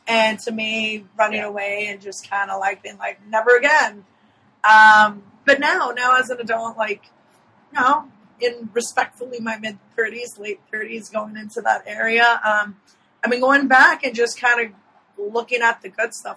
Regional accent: National City, California, United States; also born or lived in San Diego; now in North County San Diego, United States; I grew up in National City. Okay. I'm a South Bay kid

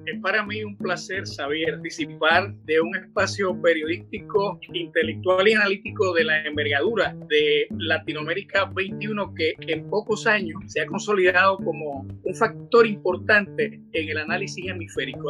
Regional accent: Puerto Rico; nosotros en Puerto Rico

